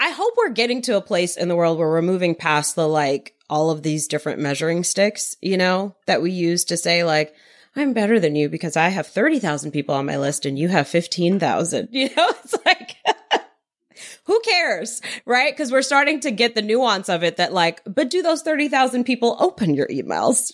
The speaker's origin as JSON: {"language": "English", "town": "New York City", "region": "New York", "country": "United States", "tie": "born or raised there", "said": "I grew up in Queens, New York."}